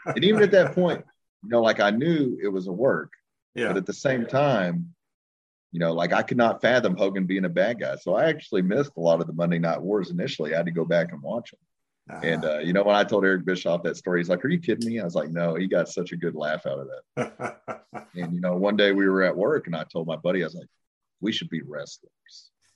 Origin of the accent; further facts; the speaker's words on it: Long Grove, Oklahoma, United States; I grew up in a small town called Long Grove, Oklahoma, which is right outside of Ardmore, Oklahoma